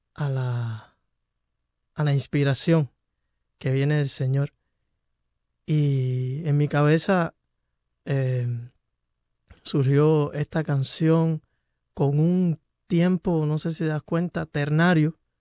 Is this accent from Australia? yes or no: no; Camagüey, Cuba; moved away as an adult; now in Miami, United States; Yo soy de Camagüey, la ciudad el pueblo de los tinajones